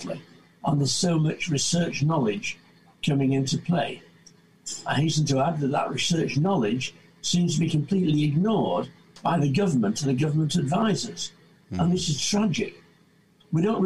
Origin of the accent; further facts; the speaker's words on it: Salford, North West England, United Kingdom; also born or lived in Manchester / Blackburn / Langho, Ribble Valley; I was born in Salford in 1943